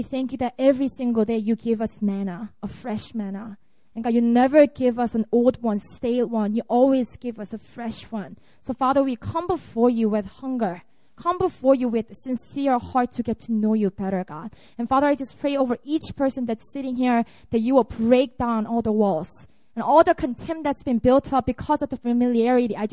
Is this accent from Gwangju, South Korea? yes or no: no; Busan, South Korea; moved away as an adult; also born or lived in Seoul; this is my hometown. I was born and raised in Busan, and I went to Seoul when I entered college.